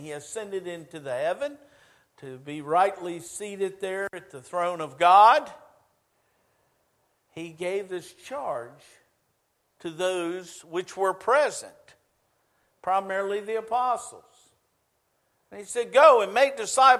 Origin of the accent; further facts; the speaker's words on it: United States; moved away as an adult; now in Shelby, United States; I grew up on the Chesapeake Bay.